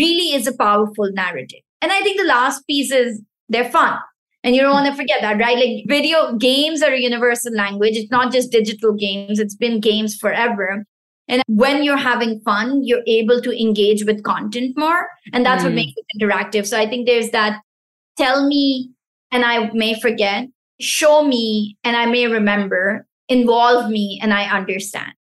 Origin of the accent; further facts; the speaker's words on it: Pakistan; first language Pashto; English is a second language; moved away; the Pashto language, which is my mother tongue. So I'm originally from Pakistan